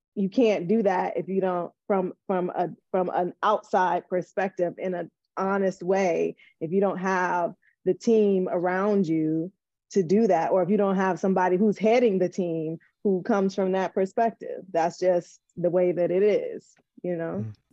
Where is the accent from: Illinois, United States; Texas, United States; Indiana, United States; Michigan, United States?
Michigan, United States; Detroit; I'm from Detroit. So it was mostly black kids in the class and mostly black teachers.